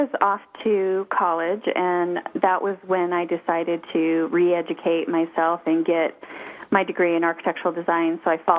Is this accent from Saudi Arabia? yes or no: yes; Saudi Arabia; moved away; also born or lived in Arizona, United States / Colorado, United States; I was born in Arizona, and I moved to Saudi Arabia in the 70s, and that's where I grew up.